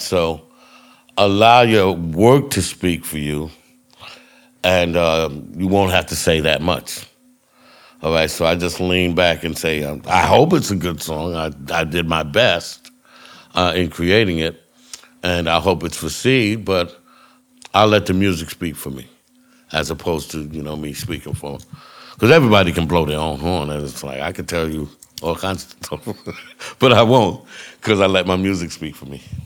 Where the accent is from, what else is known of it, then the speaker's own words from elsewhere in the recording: United States; I'm an American